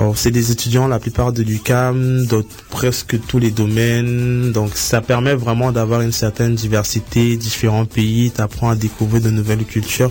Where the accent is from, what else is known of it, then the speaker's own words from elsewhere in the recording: Cameroon; moved away; j'ai grandi au Cameroun